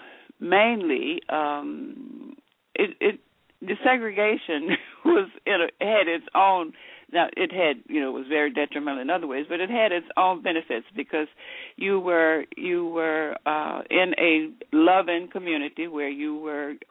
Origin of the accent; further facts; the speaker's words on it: Memphis, Tennessee, United States; moved away as an adult; also born or lived in Eads, Tennessee / Cleveland, Ohio / Dayton, Ohio; I grew up in Memphis, Tennessee, and came to Dayton as an adult.